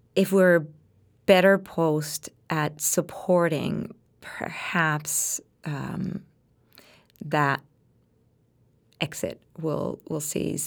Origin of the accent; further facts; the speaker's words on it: Puerto Rico; English is a second language; now in United States; I came from Puerto Rico